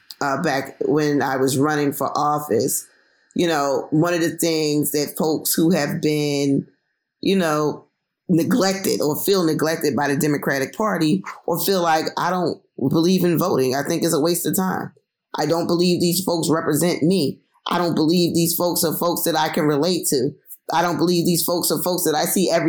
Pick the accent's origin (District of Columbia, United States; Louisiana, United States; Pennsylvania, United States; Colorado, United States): Pennsylvania, United States; Philadelphia; a young Black single mom from North Philly without a lot of money